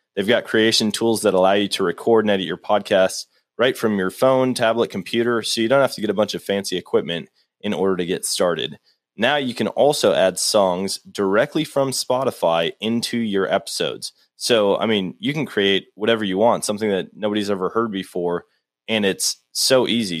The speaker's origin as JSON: {"language": "English", "region": "Wisconsin", "country": "United States", "tie": "born or raised there", "moved": "yes", "said": "I grew up in Wisconsin."}